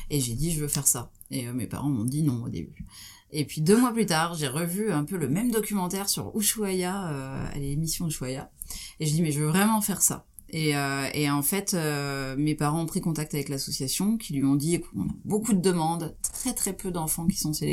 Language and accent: French; Troyes, Grand Est, France; j'ai grandi à Troyes en Champagne.